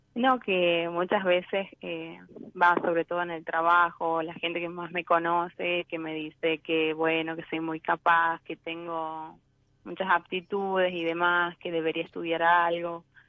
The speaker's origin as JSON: {"language": "Spanish", "town": "San Miguel de Tucumán", "region": "Tucumán", "country": "Argentina", "said": "soy de Tucumán"}